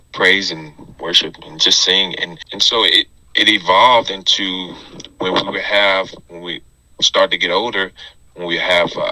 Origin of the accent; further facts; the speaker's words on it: Tunica, Mississippi, United States; I am originally from Tunica, Mississippi